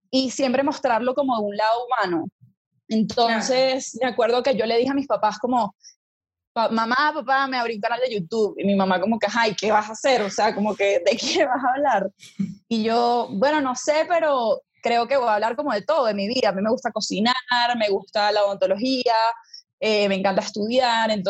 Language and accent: Spanish; Venezuela; moved away as an adult; now in Bogotá, Colombia; yo soy venezolana, por eso conozco a Lele desde que éramos chiquitas. Eh, estudiamos en el mismo colegio eh, yo decidí venirme a Las Javeriana, a Bogotá, Colombia, a estudiar odontología